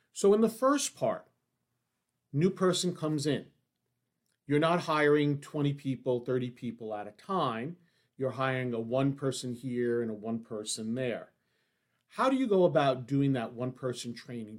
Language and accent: English; New York City, New York, United States; where I grew up on the Lower East Side of New York